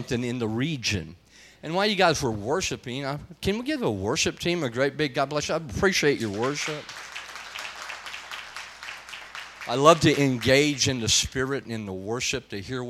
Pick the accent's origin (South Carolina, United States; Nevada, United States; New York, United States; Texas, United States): Texas, United States; also born or lived in Amarillo, Texas; I'm from Texas, and we have, where I live in the Amarillo, Texas area